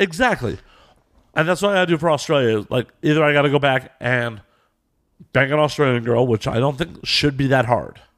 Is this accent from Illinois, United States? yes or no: yes; Chicago, Illinois, United States; accent: Chicago; my shitty Chicago accent.